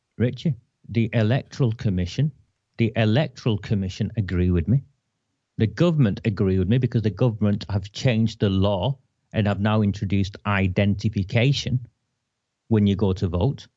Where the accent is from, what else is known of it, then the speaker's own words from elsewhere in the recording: Oldham, North West England, United Kingdom; moved away; I came back to my hometown to tend for my terminally ill mother